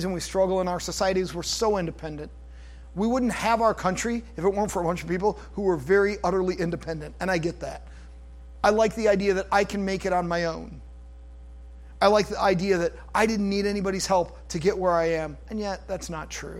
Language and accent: English; United States; I'm an American